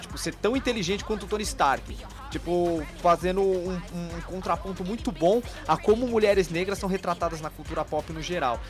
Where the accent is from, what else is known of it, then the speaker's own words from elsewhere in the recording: Brazil; A gente, os brasileiros, não temos o costume de nos enxergar como latino